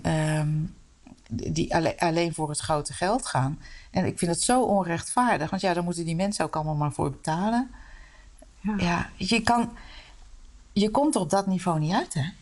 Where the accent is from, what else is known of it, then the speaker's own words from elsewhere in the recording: Utrecht, Netherlands; also born or lived in De Meern; ik ben geboren en getogen in Utrecht